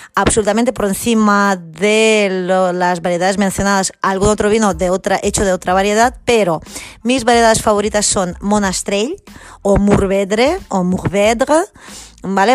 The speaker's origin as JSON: {"language": "Spanish", "region": "Catalonia", "country": "Spain", "said": "mi tierra Cataluña"}